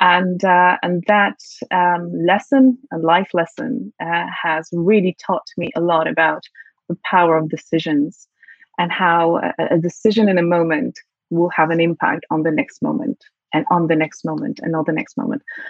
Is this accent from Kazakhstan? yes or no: no; Poland; accent: British; English is a second language; moved away as an adult; now in London, United Kingdom; I'm originally from Poland, where I grew up. I went to school, high school there, and I came to London to come to university.